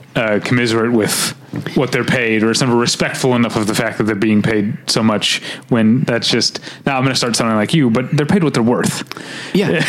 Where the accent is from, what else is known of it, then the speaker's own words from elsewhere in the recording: St. Louis, Missouri, United States; Y98, which is a station I grew up in in St. Louis